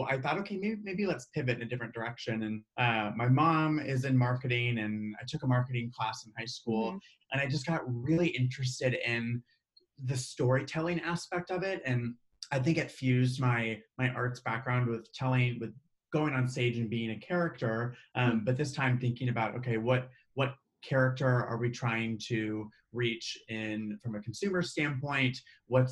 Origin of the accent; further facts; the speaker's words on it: Omaha, Nebraska, United States; moved away as an adult; also born or lived in Chicago, Illinois; I was born in Omaha, Nebraska. So Midwestern grown and raised